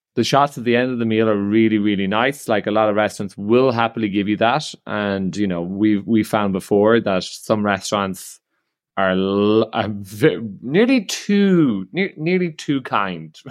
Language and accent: English; Ireland; I'm Irish